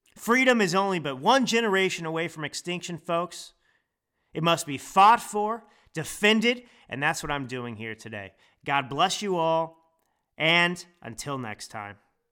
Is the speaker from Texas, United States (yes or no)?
yes; Dallas, Texas, United States; also born or lived in Italy; now in California, United States; I grew up in Texas. I grew up in Dallas, Texas. That is my home.